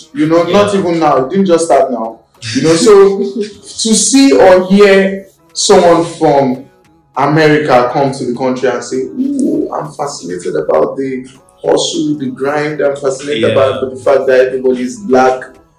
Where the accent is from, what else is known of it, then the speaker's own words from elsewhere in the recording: Nigeria; As a Nigerian